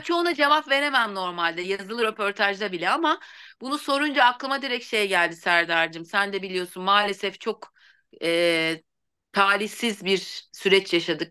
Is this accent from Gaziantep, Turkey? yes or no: no; Bursa, Turkey; also born or lived in Eskişehir; Sonra Bursalıyım. Mezun olup Bursa'ya döndüm.